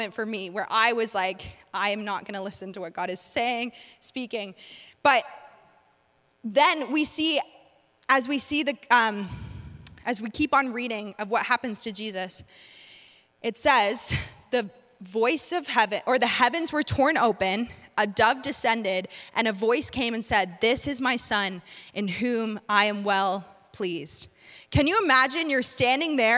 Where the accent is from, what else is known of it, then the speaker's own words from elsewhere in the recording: North Carolina, United States; I'm from North Carolina